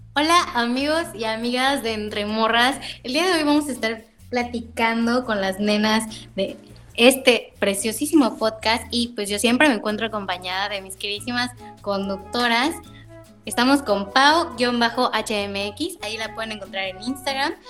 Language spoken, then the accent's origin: Spanish; Mérida, Yucatán, Mexico; yo soy de Mérida